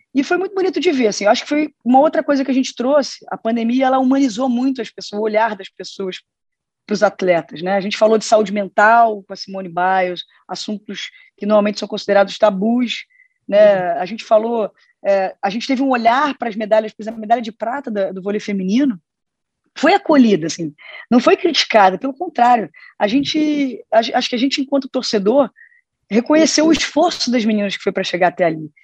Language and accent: Portuguese; Brazil; enquanto brasileira torcedora